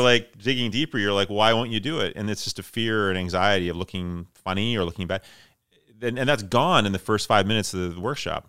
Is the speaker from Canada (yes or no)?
yes; Flin Flon, Manitoba, Canada; moved away; also born or lived in Toronto / Georgetown / Winnipeg; I am originally from Flin Flon, Manitoba, which is northern Manitoba